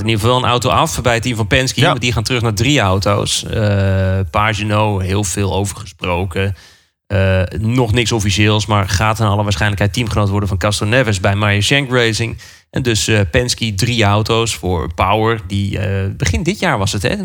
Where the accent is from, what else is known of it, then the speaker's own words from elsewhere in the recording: Netherlands; wij als Nederlanders